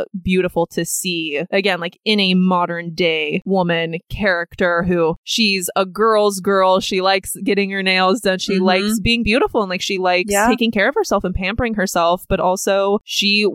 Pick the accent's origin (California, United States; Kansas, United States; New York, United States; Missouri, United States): California, United States; Oceanside; we grew up near the ocean